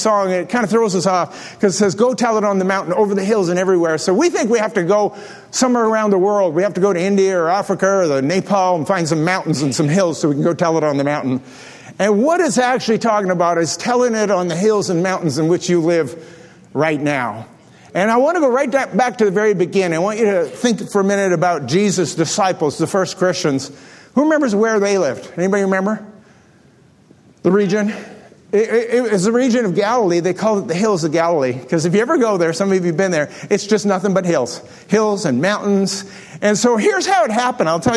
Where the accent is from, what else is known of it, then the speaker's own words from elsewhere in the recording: Delta Beach, Manitoba, Canada; growing up on Delta Beach, which is on the bottom of Lake Manitoba